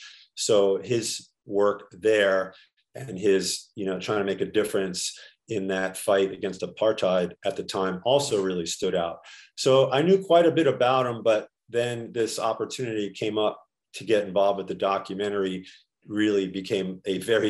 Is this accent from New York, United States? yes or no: yes; New York City, New York, United States; I was raised in Astoria, Queens